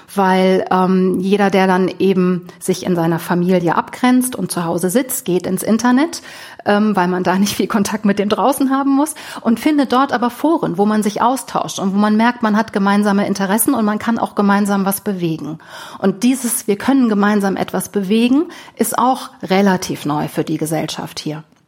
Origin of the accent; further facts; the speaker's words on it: Germany; now in Moscow, Russia; wir als Deutsche